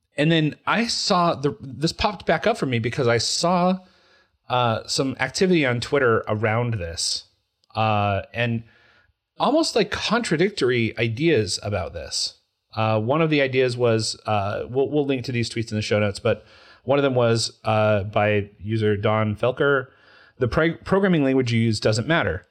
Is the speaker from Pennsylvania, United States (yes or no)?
no; Utah, United States; I'm from Utah